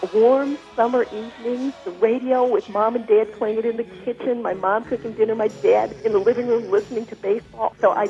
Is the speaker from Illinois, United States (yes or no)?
yes; Evanston, Illinois, United States; I'm from Evanston, Illinois.